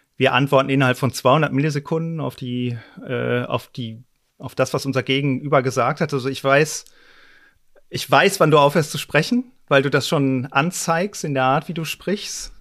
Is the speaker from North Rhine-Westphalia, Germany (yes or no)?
yes; North Rhine-Westphalia, Germany; Ich komme dummerweise aus Westfalen